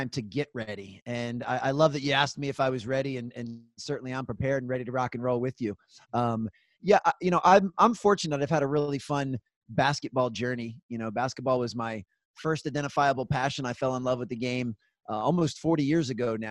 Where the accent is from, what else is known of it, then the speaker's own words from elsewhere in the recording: Gaithersburg, Maryland, United States; also born or lived in North Carolina; So I live in Gaithersburg, Maryland. It's a small suburb about 30 minutes north of Washington, D.C. So I'm on the east coast of the United States. And this is actually where I grew up.